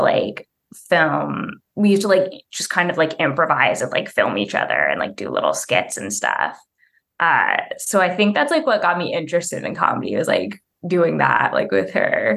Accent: Bay Area, California, United States; also born or lived in Cleveland, Ohio; when I was six, my family moved to the Bay Area

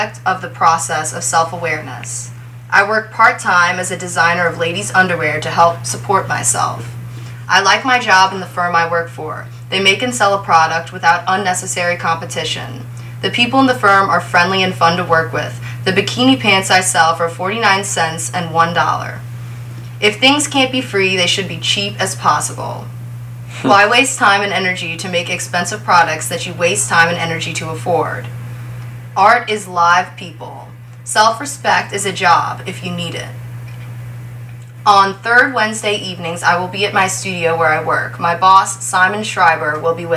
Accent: New Orleans, Louisiana, United States; I'm a poet in New Orleans, a lifelong resident of the French Quarter

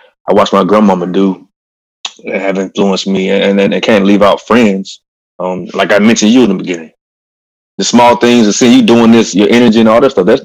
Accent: Eatonton, Georgia, United States; moved away as an adult; I'm from Putnam County, Eatonton, Georgia, middle of Georgia. Simple upbringing

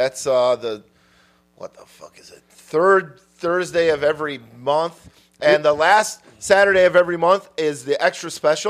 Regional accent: Midwest, United States; I'm from the Midwest, bitch.

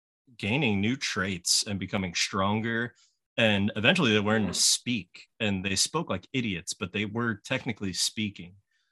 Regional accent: Missouri, United States; also born or lived in Lansing, Michigan / North Carolina; I was born in Lansing, Michigan. Ah, okay. And then lived in North Carolina for a year. And then I arrived in Missouri when I was 3 years old, and I've been here since. I'm 33.

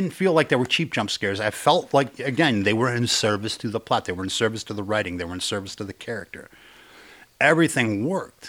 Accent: United States; I grew up in Mexican areas, and I'm Mexican

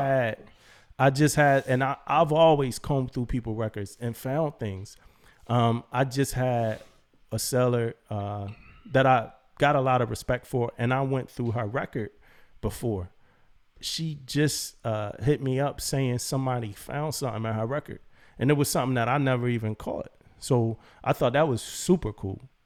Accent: Philadelphia, Pennsylvania, United States; moved away as an adult; I'm a kid from Philly who loved music and joined the Navy to be an electrician

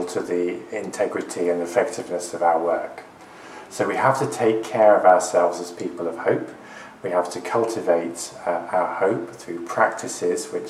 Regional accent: Oxford, South East England, United Kingdom; I'm from Oxford

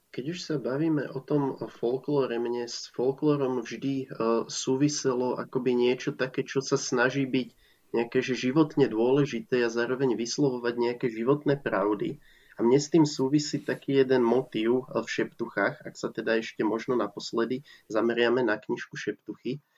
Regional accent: Slovakia; Ja som totiž tiež z vidieka a doteraz na tom vidieku žijem

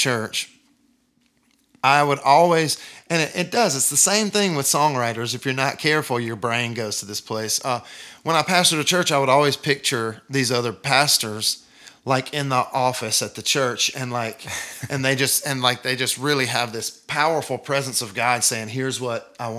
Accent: Deep South, United States; I'm from the Deep South, and I'm from, like, the buckle of the Bible Belt

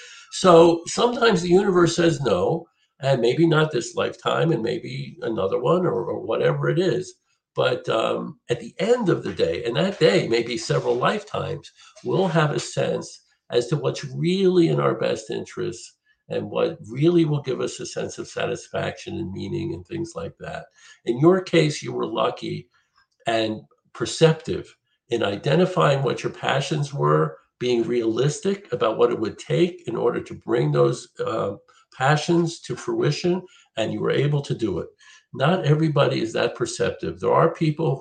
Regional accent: Philadelphia, Pennsylvania, United States; I grew up in Philly

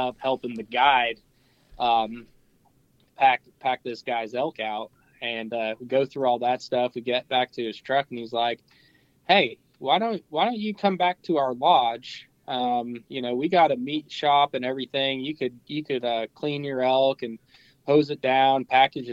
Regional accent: Pennsylvania, United States; I'm from Pennsylvania

